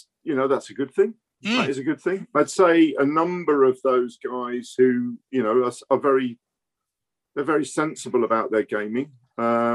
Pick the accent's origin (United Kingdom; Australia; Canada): United Kingdom; London; I was born in West London